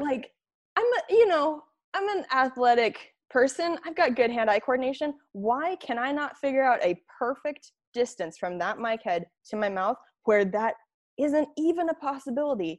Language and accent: English; Spokane, Washington, United States; Spokane, my, my hometown